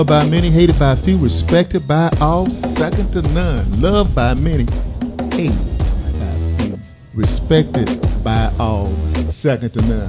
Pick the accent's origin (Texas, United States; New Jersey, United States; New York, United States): Texas, United States; Dallas; I'm from Texas